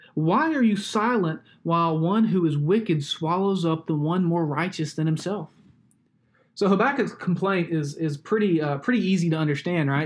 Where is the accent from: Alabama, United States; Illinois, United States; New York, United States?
Alabama, United States; Growing up in Alabama